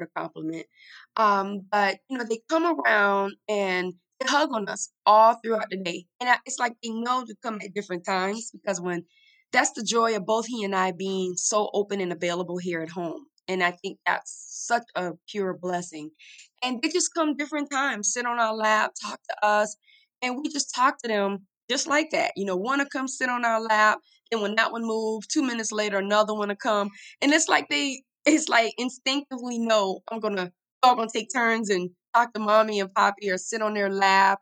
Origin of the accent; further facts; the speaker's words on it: the South, United States; I'm from the South, but I think I was this city girl trapped in this Southern girl's body